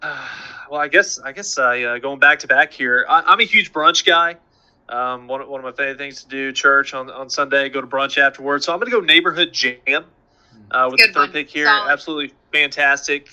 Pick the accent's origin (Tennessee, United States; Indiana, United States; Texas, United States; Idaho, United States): Texas, United States; also born or lived in Oklahoma; now in Norman, United States; I'm an Oklahoma kid, but I grew up in Texas